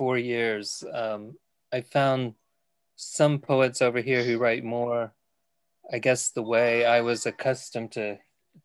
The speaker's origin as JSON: {"language": "English", "region": "Texas", "country": "United States", "moved": "as an adult", "lives_now": "New Mills, United Kingdom", "said": "I'm from Texas. I taught philosophy at a community college there until 2016 when I retired."}